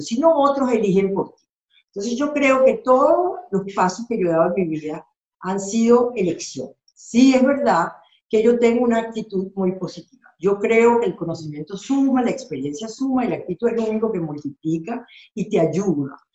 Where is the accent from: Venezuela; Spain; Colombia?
Venezuela; moved away as an adult; also born or lived in Argentina / Mexico; Yo soy venezolana y, y yo vengo de un país que prácticamente ha sido masacrado